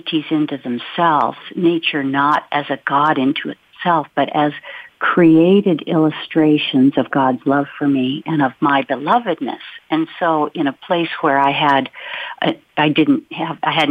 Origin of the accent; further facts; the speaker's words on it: Olympic Peninsula, Washington, United States; I grew up on the Olympic Peninsula, where our town was sandwiched between the Olympic Mountains and the Strait of Juan de Fuca